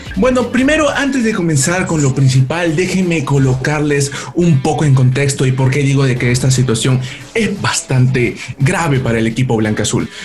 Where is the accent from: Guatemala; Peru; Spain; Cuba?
Peru; somos de Perú